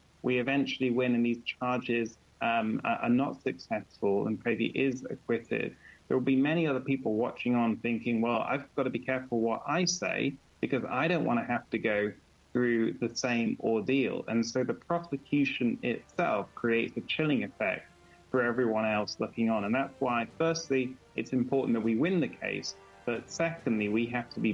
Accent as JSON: {"language": "English", "country": "United Kingdom", "said": "I'm a British lawyer"}